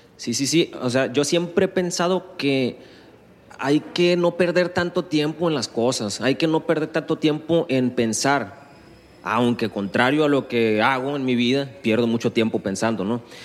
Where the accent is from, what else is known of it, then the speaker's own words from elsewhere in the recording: Guasave, Sinaloa, Mexico; moved away as an adult; now in Culiacán, Mexico; Yo en Guasave es donde tengo, donde hice mi vida, donde crecí. Estuve 20 años ahí.